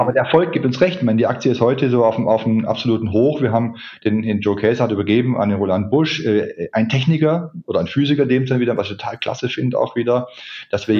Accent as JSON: {"language": "German", "town": "Ulm", "region": "Baden-Württemberg", "country": "Germany", "tie": "born or raised there", "also_born_or_lived": "Heidelberg", "moved": "as an adult", "said": "da war ich bei der Volkshochschule in Ulm"}